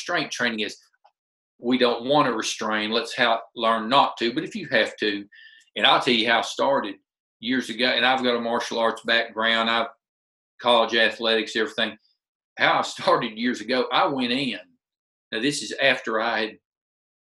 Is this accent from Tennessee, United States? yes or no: yes; Middle Tennessee, United States; for a kid, like I said, from Middle Tennessee